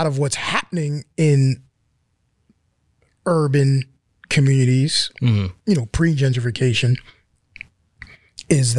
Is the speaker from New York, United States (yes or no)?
yes; New York City, New York, United States; moved away; I'm from East Flatbush, Brooklyn, and wear that as a badge of honor